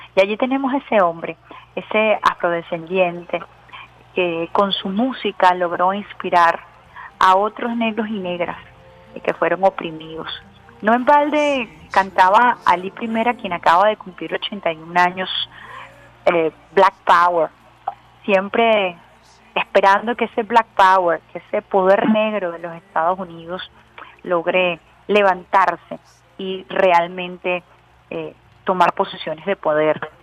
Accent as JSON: {"language": "Spanish", "country": "Venezuela"}